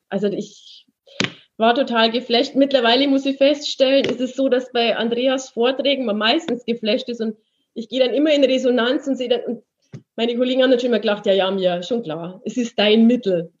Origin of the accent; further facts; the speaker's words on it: Munich, Bavaria, Germany; ich komme ja aus München, äh, ich habe 15 Jahre in München gewohnt